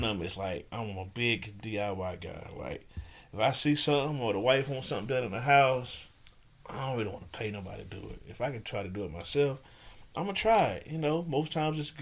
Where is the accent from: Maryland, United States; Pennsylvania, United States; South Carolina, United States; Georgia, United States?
South Carolina, United States; Columbia; moved away as an adult; now in Rock Hill, United States; I'm from Columbia, South Carolina, but I currently reside in Rock Hill, South Carolina